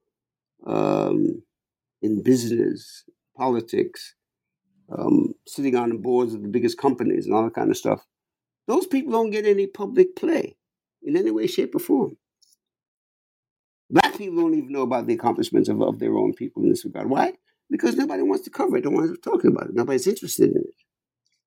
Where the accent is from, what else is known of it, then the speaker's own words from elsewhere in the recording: New York, United States; I'm a New Yorker